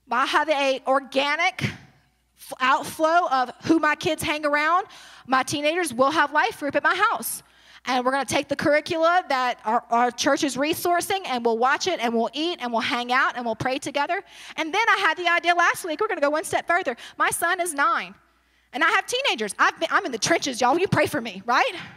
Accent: Baton Rouge, Louisiana, United States; moved away; I'm originally from Baton Rouge, but I transplanted here

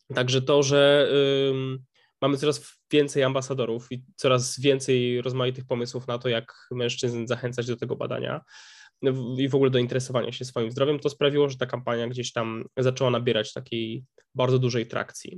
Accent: Upper Silesia, Poland; my sami jesteśmy z, z Górnego Śląska

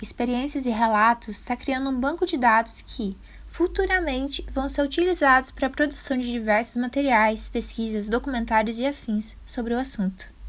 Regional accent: Brazil; a gente é brasileiro

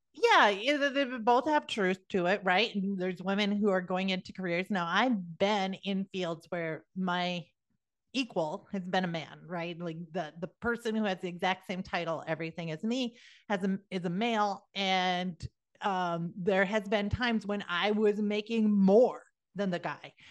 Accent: South Dakota, United States; moved away; also born or lived in Georgia; I'm originally from South Dakota

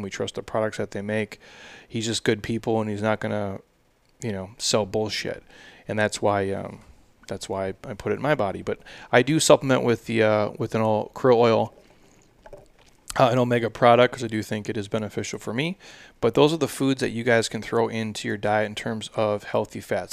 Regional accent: Midwest, United States; I'm from the Midwest

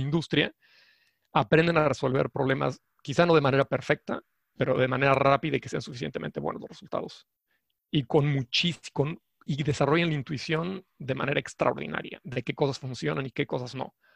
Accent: Mexico; soy mexicano, y estudié la licenciatura en la Universidad Nacional

